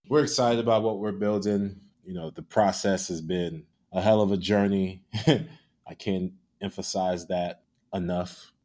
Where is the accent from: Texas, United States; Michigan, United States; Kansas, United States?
Texas, United States; Houston; also born or lived in Chicago / Austin / Lagos; now in Seattle, United States; I was born and raised in Houston